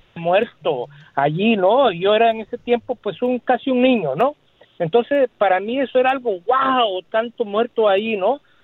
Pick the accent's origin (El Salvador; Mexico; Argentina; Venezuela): El Salvador; now in United States; yo soy del Salvador. Tú sabes que en El Salvador hubo una guerra, Y yo estuve viviendo allá en tiempo de la guerra